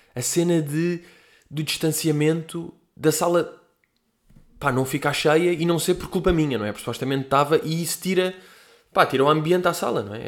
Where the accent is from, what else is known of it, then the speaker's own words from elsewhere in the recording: Portugal; nós, tipo, que somos portugueses